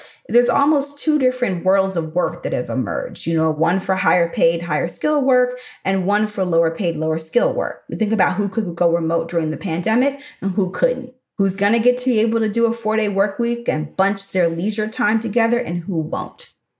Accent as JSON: {"language": "English", "town": "Chicago", "region": "Illinois", "country": "United States", "tie": "born or raised there", "also_born_or_lived": "Texas", "said": "But then I can show up like I'm from the South Side of Chicago, which is actually where my parents are from and where I lived from 12."}